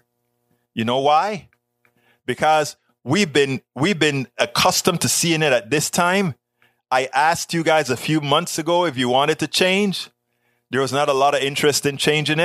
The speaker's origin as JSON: {"language": "English", "country": "United States", "tie": "born or raised there", "said": "We grew up in America, America, land of the free"}